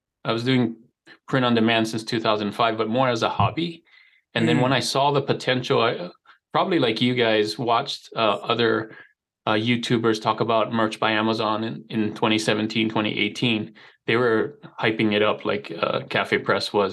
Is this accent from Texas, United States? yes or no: no; Hawaii, United States; moved away as an adult; now in Utah, United States; I was born and raised in Hawaii, so you may have picked up a slight accent.